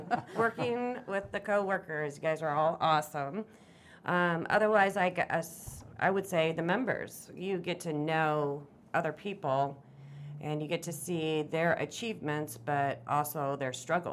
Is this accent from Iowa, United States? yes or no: yes; Lawler, Iowa, United States; I grew up in a very small town in Lawler, Iowa, and lived out in the country, and ended up going to school in New Hampton